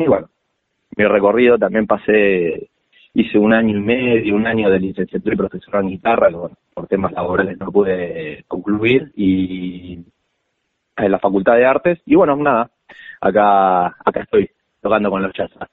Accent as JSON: {"language": "Spanish", "town": "La Plata", "region": "Buenos Aires Province", "country": "Argentina", "tie": "born or raised there", "said": "soy acá de la ciudad, soy platense."}